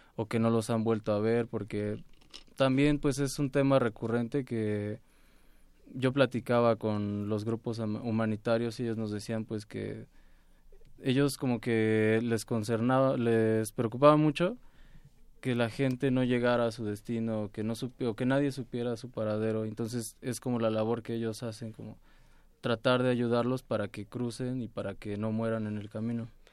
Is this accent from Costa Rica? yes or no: no; Mexico; como mexicanos